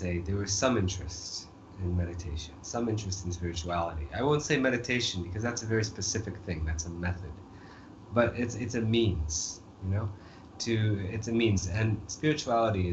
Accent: northeastern Maine, United States; now in New Delhi, India; I'm from Maine, okay? So not just Maine, but kind of a remote part of, you know, northeastern Maine

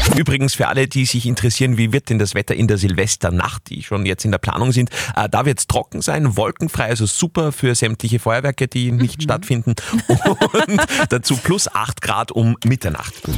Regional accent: Upper Austria, Austria; bei uns in Oberösterreich

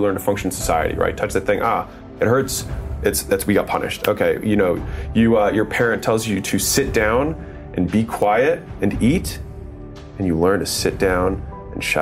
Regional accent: United States; I was born in America

